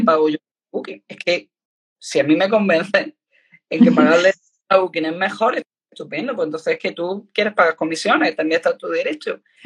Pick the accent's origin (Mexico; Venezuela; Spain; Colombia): Spain; Andalusia; yo soy andaluza